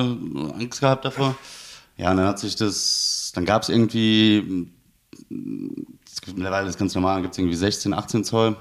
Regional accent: Siegen, North Rhine-Westphalia, Germany; moved away; ich komme ursprünglich aus Siegen. Das ist im Siegerland, Nordrhein-Westfalen.

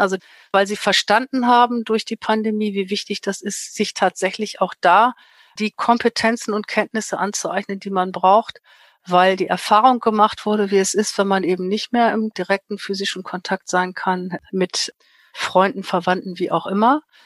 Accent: Germany; bei uns in Deutschland

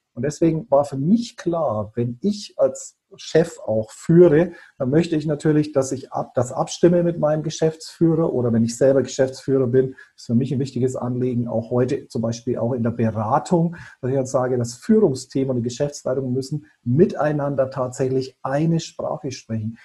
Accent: Bayreuth, Bavaria, Germany; ich bin in Bayreuth aufgewachsen, also waschechter Franke.

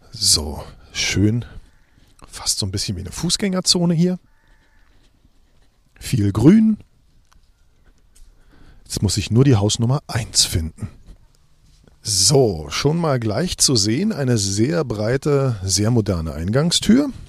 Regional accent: Berlin, Germany; Sehen Sie, und bei mir ist das das Gleiche mit Spandau. In Spandau gab es damals keine Geburtenstation 75, deswegen bin ich nach Wilmersdorf exportiert und gleich wieder reimportiert

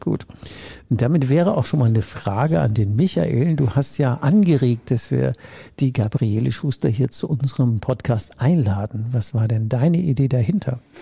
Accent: Rhineland, Germany; Ich komme ja aus dem Rheinland

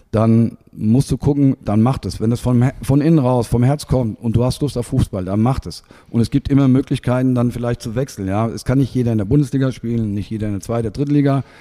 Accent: Germany; ich komme ja aus der Region, habe nie vorgehabt oder irgendwo anders.

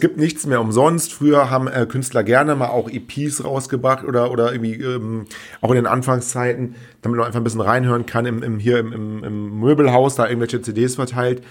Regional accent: Rhineland, Germany; bei uns im Rheinland

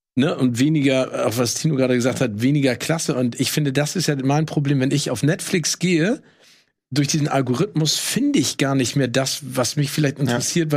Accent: Hamburg, Germany; als Hamburger

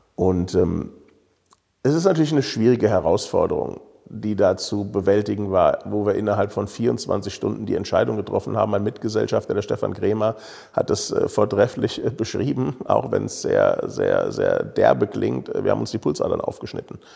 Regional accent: Königstein im Taunus, Hesse, Germany; ich bin hier in Königstein geboren und habe so ein bisschen Lokalpatriotismus im Blut

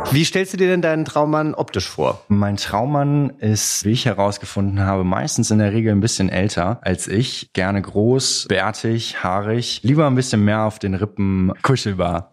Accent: Troisdorf, North Rhine-Westphalia, Germany; now in Cologne, Germany; Bin in Trostorf geboren worden im Rheinland

